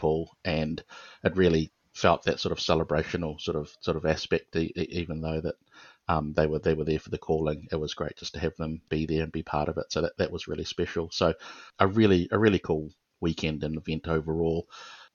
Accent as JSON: {"language": "English", "region": "Auckland", "country": "New Zealand", "said": "I'm from Auckland, which is in the North Island"}